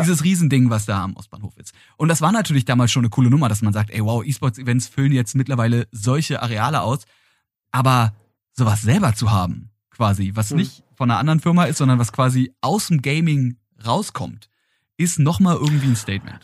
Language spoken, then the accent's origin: German; Berlin, Germany; als gebürtiger Berliner, Ähm, der diese Stadt auch nie wirklich verlassen hat